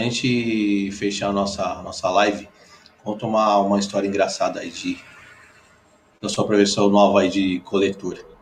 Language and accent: Portuguese; São Paulo, Brazil; Eu, eu que sou daqui, sou paulistano